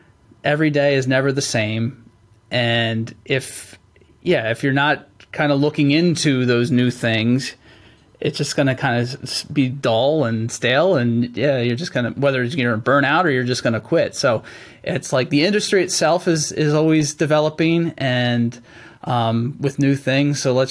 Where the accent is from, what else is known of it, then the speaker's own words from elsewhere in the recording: Pennsylvania, United States; I grew up in Central Pennsylvania.